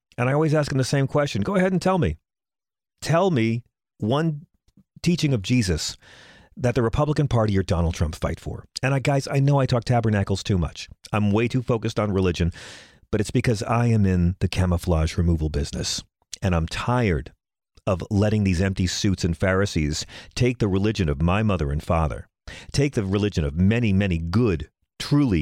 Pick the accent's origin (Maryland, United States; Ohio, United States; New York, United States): New York, United States; Bohemia; my hometown of Bohemia